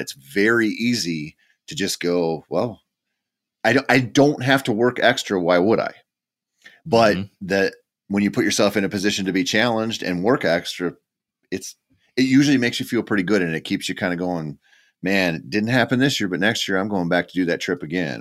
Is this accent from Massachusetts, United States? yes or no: no; Minnesota, United States; Minnesota is my home state